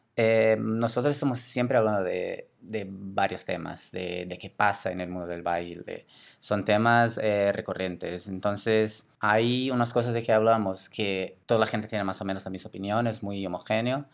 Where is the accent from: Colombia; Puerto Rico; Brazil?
Brazil; Spanish is a second language; moved away as an adult; now in Barcelona, Spain; yo soy de Brasil, ya salí de Brasil hace